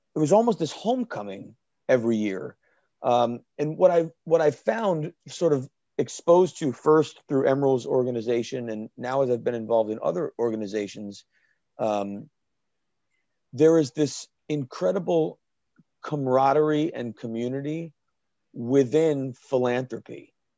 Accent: Danielson, Connecticut, United States; my hometown, Danielson, Connecticut, Killingly High School

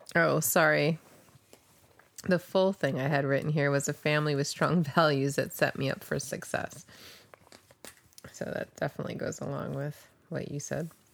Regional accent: New Jersey, United States; also born or lived in New York; now in Pioneer Valley, Massachusetts, United States; I grew up in the Northeast

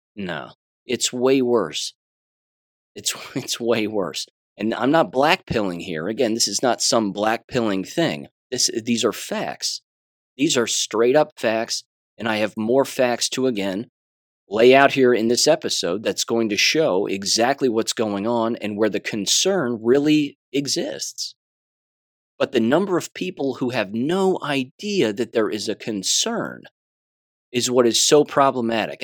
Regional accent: United States; as an American

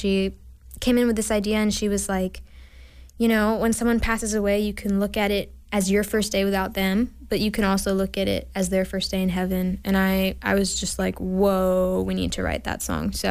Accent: Sudbury, Massachusetts, United States; moved away as an adult; now in Nashville, United States; I just turned 20, which is weird to say. Um, but I grew up in Sudbury, Massachusetts my whole life

